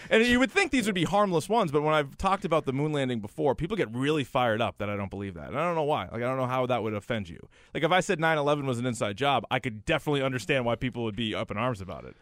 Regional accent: New Hampshire, United States; I grew up in New Hampshire

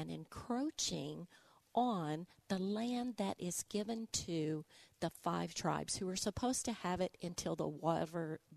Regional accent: Arkansas, United States; accent: Arkansas; now in Tulsa, United States; my Arkansas accent is coming through

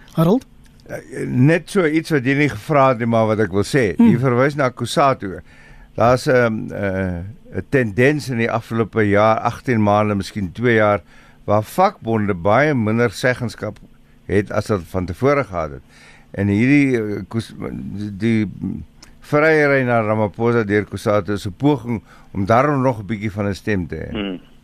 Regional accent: South Africa; ons as Suid-Afrikaners

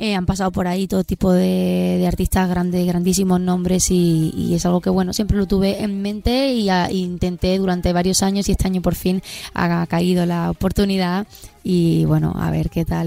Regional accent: Spain; siendo española

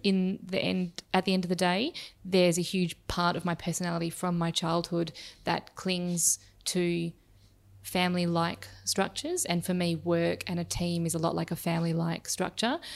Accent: Perth, Western Australia, Australia; now in Melbourne, Australia; I grew up in Perth in Western Australia

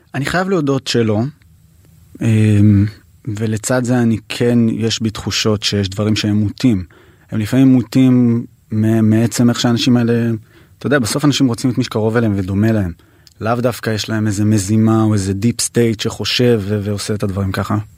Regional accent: Jerusalem, Jerusalem District, Israel; נולדתי וגדלתי בשכונת הכורדים

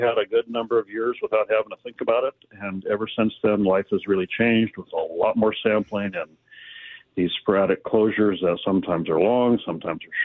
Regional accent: Aberdeen, Washington, United States; I grew up in Aberdeen

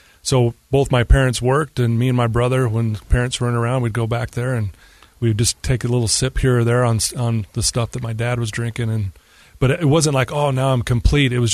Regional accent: Cottonwood Heights, Utah, United States; I grew up in Utah. Just went to, grew up in the Cottonwood Heights area, went to Brighton High School.

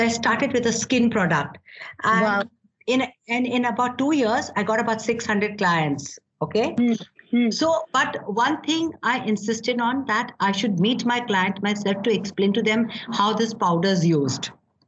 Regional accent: Myanmar; Okay, first and the foremost, I come from Burma. You know, my grandparents had this shipping mills in Burma.

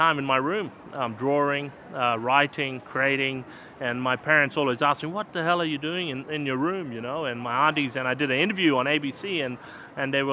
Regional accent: Australia; Gunyindi peoples, with my Thongundi, my language, what we speak from back home

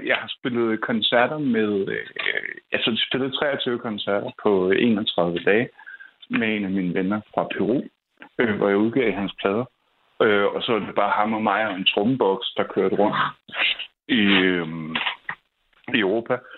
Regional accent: Copenhagen, Capital Region of Denmark, Denmark; Jeg er opvokset på Nørrebro.

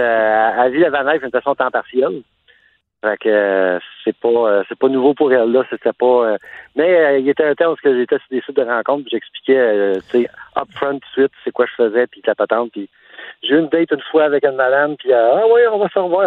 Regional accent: Montreal, Quebec, Canada; now in Quebec City, Canada; je viens de Montréal. Puis, le fait que je suis mobile, ben, la vie a fait que je, maintenant, je me retrouve à Québec

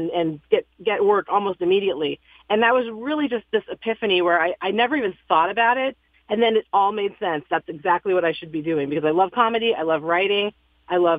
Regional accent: San Francisco, California, United States; moved away as an adult; also born or lived in Los Angeles, United States; now in Connecticut, United States; I'm from San Francisco originally, and then I lived in Los Angeles for 20-something years.

